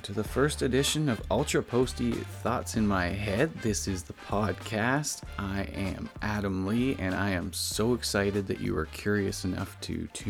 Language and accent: English; Orillia, Ontario, Canada; I grew up in Ontario in a small city called Orillia. It's about an hour and a half north of Toronto.